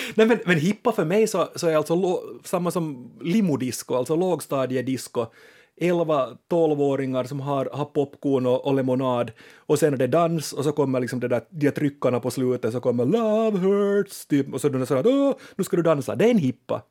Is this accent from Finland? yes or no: yes; Finland; vi finlandssvenskar är ett festande folk